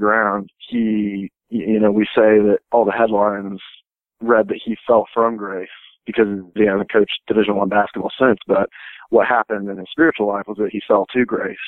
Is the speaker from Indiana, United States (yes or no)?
yes; Indiana, United States; I'm from Indiana